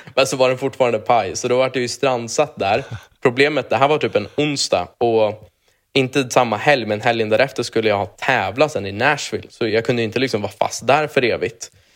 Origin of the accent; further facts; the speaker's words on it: Sweden; moved away as an adult; now in United States; jag är ju svensk i grund och botten